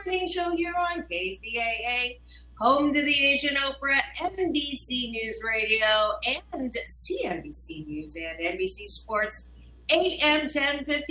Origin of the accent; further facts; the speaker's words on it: Canada; moved away; I was born in Canada.